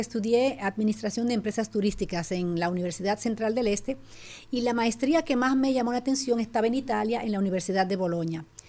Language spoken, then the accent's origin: Spanish; Dominican Republic; moved away as an adult; also born or lived in La Romana, Dominican Republic / Italy / Switzerland / Germany; now in Netherlands; yo nací y crecí en República Dominicana, muy aplatanada